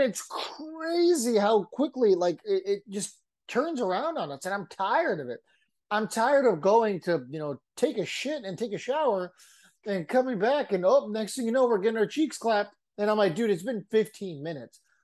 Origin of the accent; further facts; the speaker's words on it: San Diego, California, United States; I'm from San Diego.